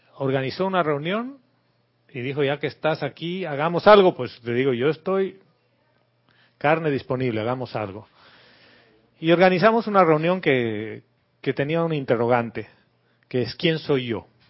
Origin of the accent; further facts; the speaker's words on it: La Paz, Bolivia; moved away as an adult; now in Panama; Soy boliviano, nací en la ciudad de La Paz, muy lejos del mar